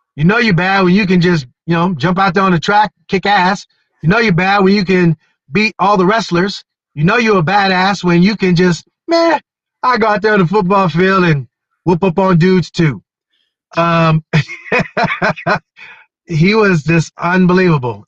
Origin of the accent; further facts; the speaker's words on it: Wilkes-Barre, Pennsylvania, United States; My hometown, Wilkes-Barre